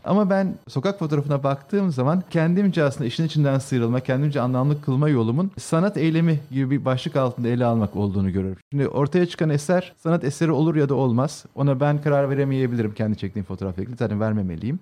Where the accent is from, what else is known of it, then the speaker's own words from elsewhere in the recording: Istanbul, Turkey; Şehirin içinde doğup büyüdük. Ben yani İstanbullu birisiyim.